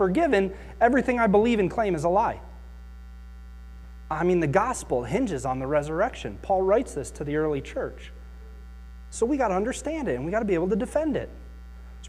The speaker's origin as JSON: {"language": "English", "town": "Akron", "region": "Ohio", "country": "United States", "tie": "born or raised there", "said": "I grew up in Akron"}